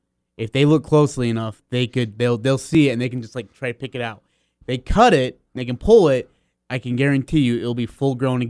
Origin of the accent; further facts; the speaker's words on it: Kolkata, West Bengal, India; born there; just because I'm born from Calcutta, India.